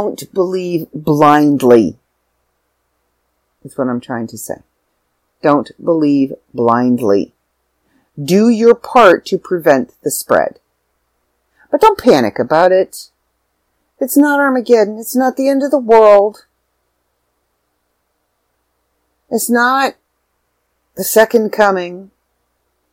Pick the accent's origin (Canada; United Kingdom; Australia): Canada; I'm back in Canada. I'm back in my hometown.